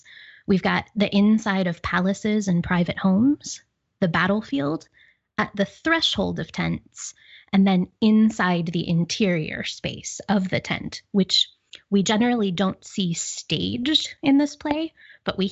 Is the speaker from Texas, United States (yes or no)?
no; Pittsburgh, Pennsylvania, United States; accent: Pittsburgh; my Pittsburgh accent